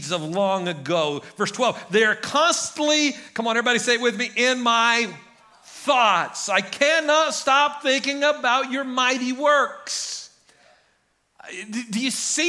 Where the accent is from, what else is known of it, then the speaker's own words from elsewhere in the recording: Guymon, Oklahoma, United States; now in Enid, United States; When I grew up in Guyman, I could pretty much go hunt anywhere I wanted.